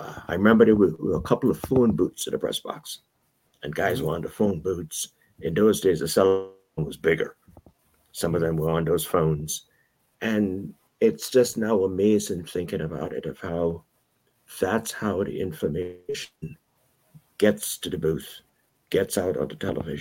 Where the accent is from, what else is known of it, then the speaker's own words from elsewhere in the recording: New York City, New York, United States; moved away; also born or lived in Round Lake; I have roots. Okay, but I primarily grew up in Brooklyn